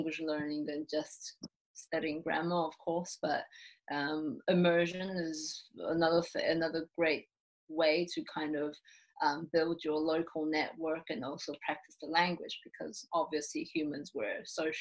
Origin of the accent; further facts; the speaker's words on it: Taiwan; moved away as an adult; also born or lived in New Zealand; I'm from Taiwan, so obviously I grew up in Taiwan, but I did spend 5 years of my childhood in New Zealand.